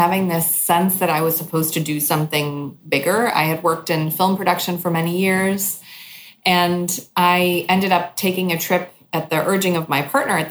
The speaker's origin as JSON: {"language": "English", "region": "New York", "country": "United States", "tie": "born or raised there", "also_born_or_lived": "East Timor", "moved": "as an adult", "said": "my hometown, New York"}